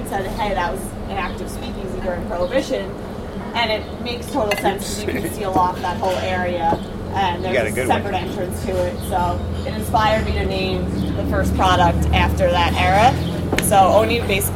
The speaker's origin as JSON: {"language": "English", "town": "New York City", "region": "New York", "country": "United States", "said": "I'm biased as a New Yorker"}